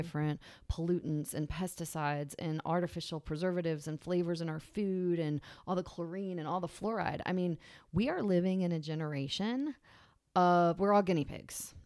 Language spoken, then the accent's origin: English; Virginia, United States; also born or lived in Massachusetts; now in Charleston, United States; I grew up in Virginia